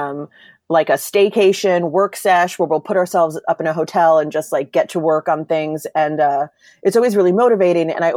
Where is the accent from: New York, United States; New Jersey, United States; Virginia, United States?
New York, United States; New York City; moved away as an adult; now in Los Angeles, United States; I'm from Brooklyn